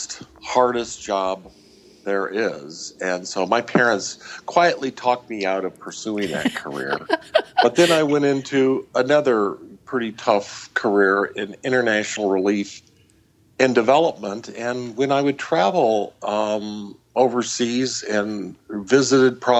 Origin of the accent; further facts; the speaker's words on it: Midwest, United States; I grew up in the Midwest amongst farm folks